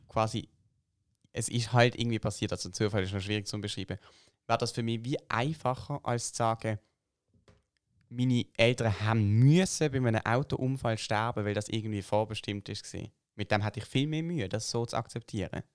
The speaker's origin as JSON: {"language": "German", "country": "Switzerland", "said": "bei uns in der Schweiz"}